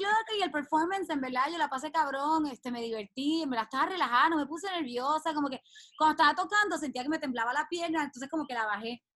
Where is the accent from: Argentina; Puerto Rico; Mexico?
Puerto Rico; Mayagüez; moved away; yo llegué hoy a mi pueblo, a Mayagüez